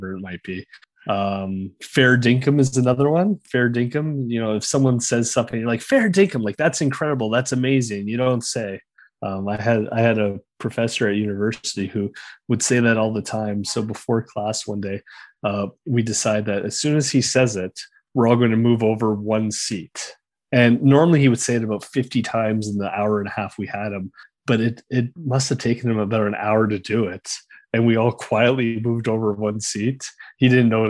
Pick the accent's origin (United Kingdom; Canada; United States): Canada; accent: Canadian; now in Australia; my Canadian accent